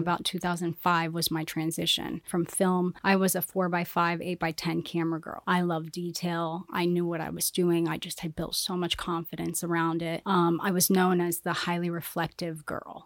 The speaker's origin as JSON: {"language": "English", "town": "Council Bluffs", "region": "Iowa", "country": "United States", "moved": "yes", "lives_now": "Miami, United States", "said": "I'm from Iowa, Council Bluffs, Iowa"}